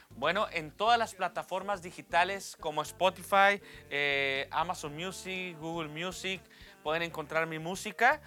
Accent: Reynosa, Tamaulipas, Mexico; also born or lived in Nuevo Laredo, Tamaulipas; nace de una ciudad que muy pocos conocen, que se llama Nuevo Laredo, Tamaulipas, pero a los tres años llegué a lo que es la ciudad de Reynosa

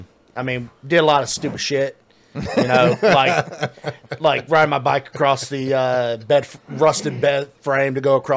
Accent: Southeast Alabama, United States; So, so I grew up in the woods. I'm from Southeast Alabama

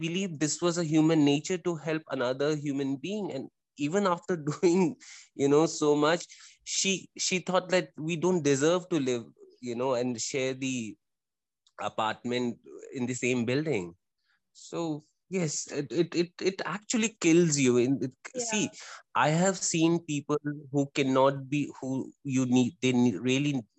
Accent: India; as an Indian

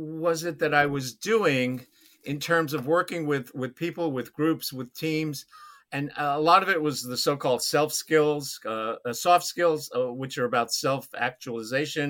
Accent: New York City, New York, United States; I grew up in New York City, Brooklyn, when it was affordable.

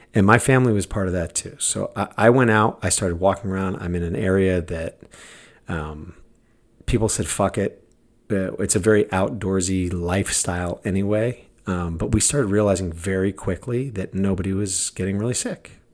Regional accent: United States; I'm American.

